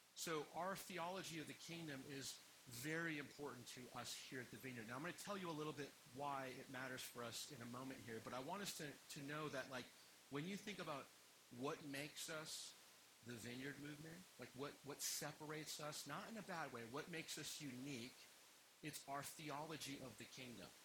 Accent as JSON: {"language": "English", "country": "United States", "said": "I like being American"}